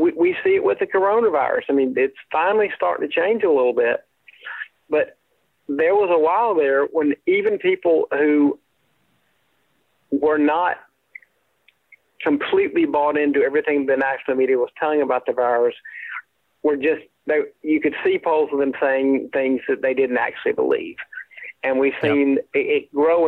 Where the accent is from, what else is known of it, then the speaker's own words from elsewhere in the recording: South Carolina, United States; I grew up in South Carolina, and so we did North Carolina TV would obviously bleed over to the upstate where I grew up